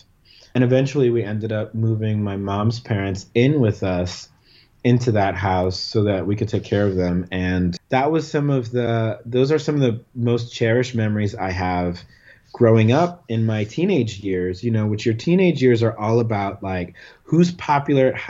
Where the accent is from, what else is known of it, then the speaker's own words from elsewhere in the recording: Panama; moved away as an adult; we had two family homes that I grew up in Panama until I was 17